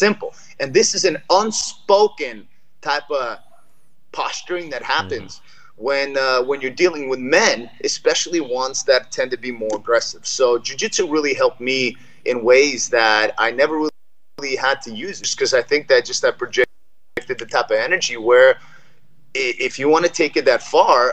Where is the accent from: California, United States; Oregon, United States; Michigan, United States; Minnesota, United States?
California, United States; Los Angeles; also born or lived in Moscow, Soviet Union; We came to Los Angeles in 1981 from Moscow, and we lived in Los Angeles